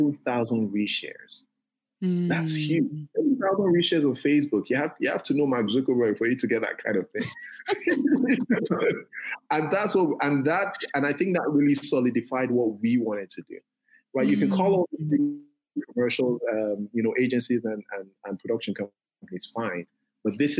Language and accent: English; Ife, Osun, Nigeria; also born or lived in Davis, California; we grew up in Ife. Ife is a small town.